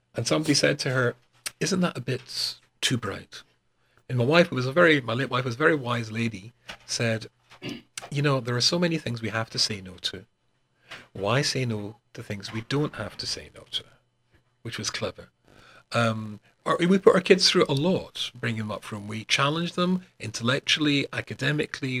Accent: Glasgow, Scotland, United Kingdom; moved away as an adult; also born or lived in North West England; in Glasgow, my hometown

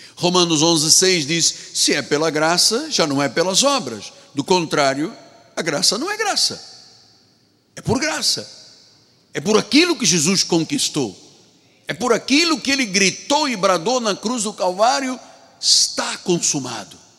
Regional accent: Angola; da minha terra, da Angola

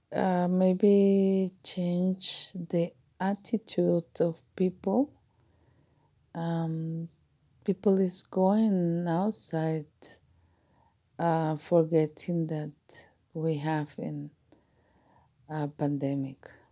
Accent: Mexico; I am from Mexico

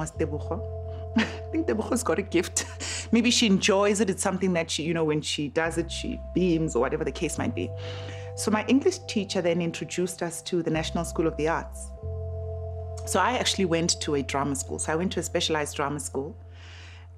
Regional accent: Soweto, Gauteng, South Africa; I grew up in Midolands, in Soweto

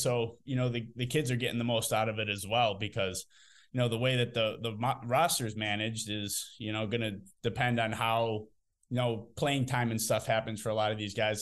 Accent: Pittsfield, Massachusetts, United States; growing up in Pittsfield

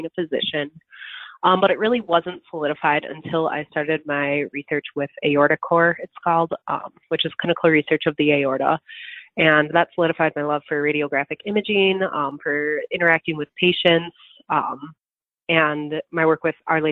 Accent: Stoughton, Wisconsin, United States; So I am from the Madison area, actually. I'm about 30 minutes south of Madison from Stoughton

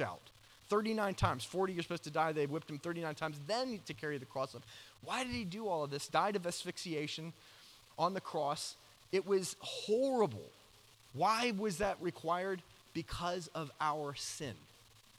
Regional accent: Georgia, United States; moved away; I grew up in Georgia

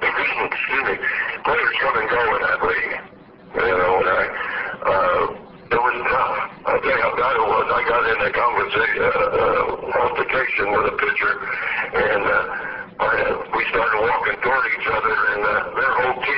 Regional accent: San Francisco, California, United States; San Francisco, my hometown, people that I went to school

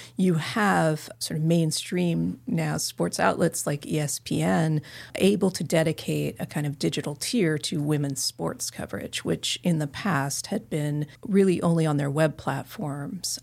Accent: Carbondale, Illinois, United States; now in Southern California, United States; my hometown arena in Carbondale, Illinois

